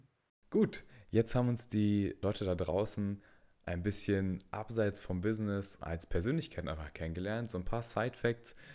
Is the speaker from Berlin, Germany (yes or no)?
yes; Berlin, Germany; tatsächlich auch in Berlin geboren und aufgewachsen